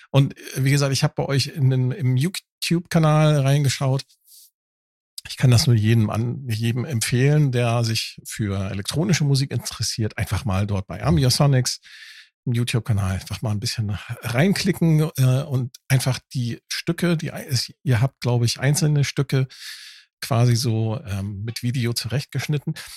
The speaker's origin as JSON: {"language": "German", "region": "Northern Germany", "country": "Germany", "also_born_or_lived": "Hamburg", "said": "als Norddeutscher, ne, äh, als Plattländler"}